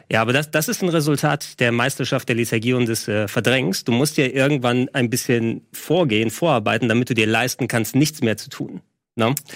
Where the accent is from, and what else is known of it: Greece; moved away